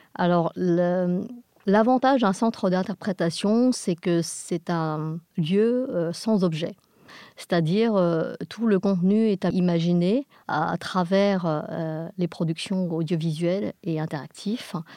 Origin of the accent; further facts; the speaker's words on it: England, United Kingdom; nous sommes des Anglais